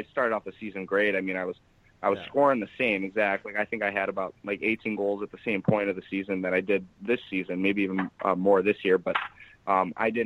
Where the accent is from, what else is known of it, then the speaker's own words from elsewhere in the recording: Detroit, Michigan, United States; also born or lived in Binghamton, New York; I grew up in Detroit